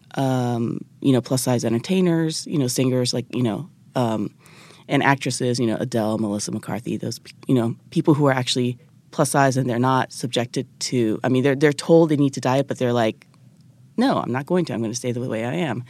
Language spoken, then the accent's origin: English; Japan; moved away as an adult; also born or lived in United States; I'm originally from Japan